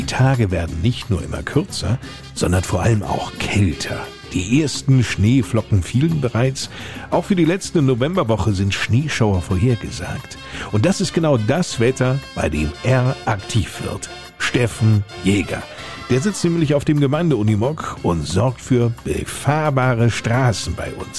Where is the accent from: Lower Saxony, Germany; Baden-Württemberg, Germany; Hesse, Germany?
Hesse, Germany; Bei uns in Hessen